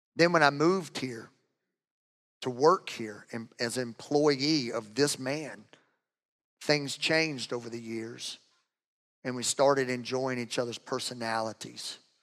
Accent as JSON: {"language": "English", "region": "Louisiana", "country": "United States", "said": "I am from Louisiana."}